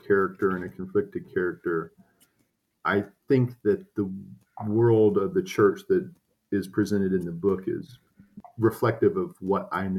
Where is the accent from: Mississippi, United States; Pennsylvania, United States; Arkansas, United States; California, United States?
Arkansas, United States; it's about Arkansas, that it's about the sort of religious upbringing that I had.